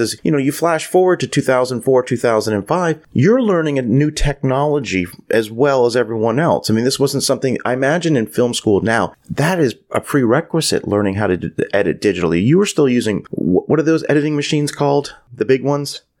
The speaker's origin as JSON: {"language": "English", "country": "Canada", "tie": "born or raised there", "said": "growing up in Canada"}